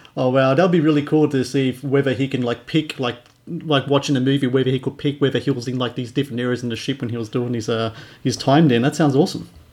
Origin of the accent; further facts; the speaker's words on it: Australia; as a Aussie